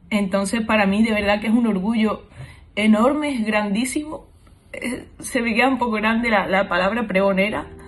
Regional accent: Almería, Andalusia, Spain; also born or lived in Córdoba; nací en Córdoba, me crié en Almería y sueño con Cádiz.

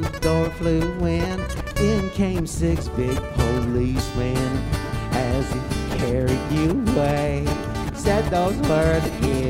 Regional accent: State College, Pennsylvania, United States; The Keels came from Port Chester, New York, and I came from State College, Pennsylvania.

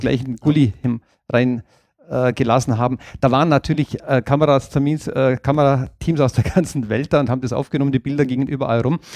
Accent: Allgäu, Germany; bei uns im Allgäu

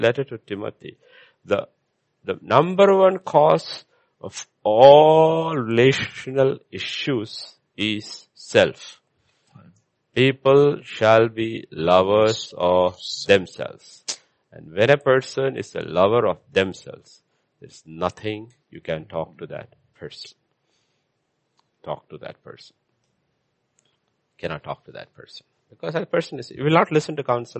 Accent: India; I'm an Indian

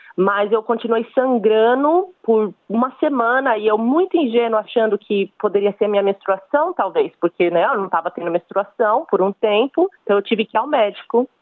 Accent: São Paulo, Brazil; moved away as an adult; now in Cairns, Australia; eu sou de São Paulo, no Brasil, e atualmente eu tô morando em Cairns, na Austrália

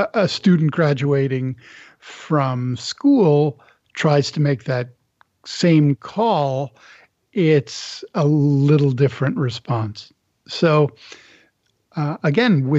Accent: Canada; I'm from Canada

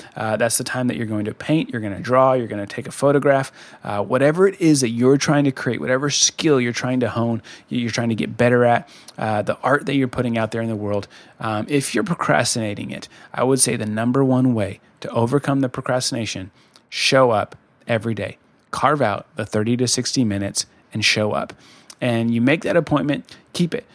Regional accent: Colorado, United States; moved away; I'm from Colorado originally

